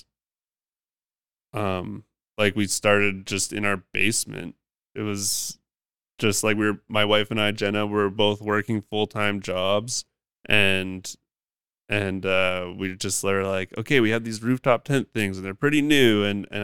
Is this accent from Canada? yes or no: yes; Haida Gwaii, British Columbia, Canada; now in Vancouver, Canada; growing up on Haida Gwaii and doing forestry